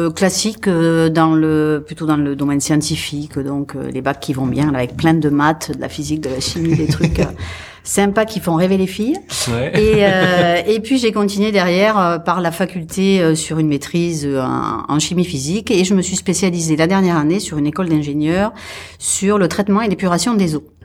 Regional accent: Occitania, France; Donc, je suis effectivement avéronaise.

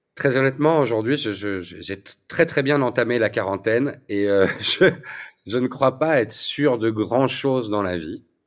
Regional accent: Belgium; je suis belge

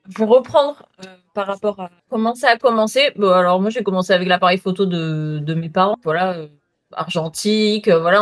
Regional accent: south of France, France; Je viens du sud de la France.

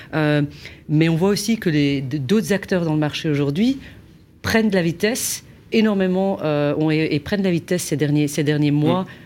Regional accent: Belgium; moi, je suis belge

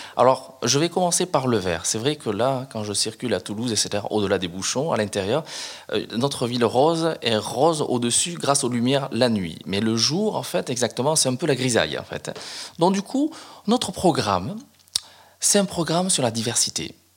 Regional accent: Cambodia; now in France; là d'où je viens, exactement, ça s'appelle le Cambodge

